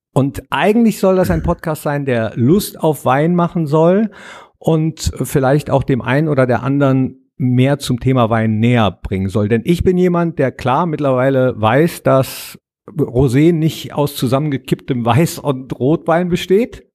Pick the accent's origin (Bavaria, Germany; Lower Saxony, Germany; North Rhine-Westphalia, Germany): North Rhine-Westphalia, Germany; Mönchengladbach; Hier am Nordpark im wunderschönen Mönchengladbach, wo ich geboren bin und auch arbeite